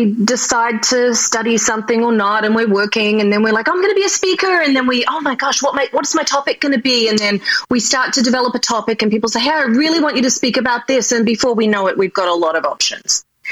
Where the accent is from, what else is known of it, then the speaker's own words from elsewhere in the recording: Australia; accent: Australian; moved away as an adult; now in New York City, United States; originally I'm from Australia and my dream was always to move to New York City, which I did